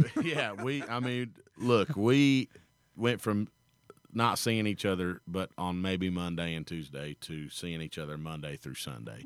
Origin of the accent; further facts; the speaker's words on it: Kentucky, United States; it's in my hometown